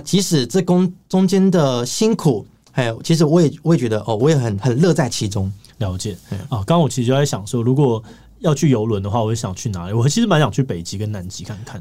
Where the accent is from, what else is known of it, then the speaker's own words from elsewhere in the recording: Taiwan; 我来自台湾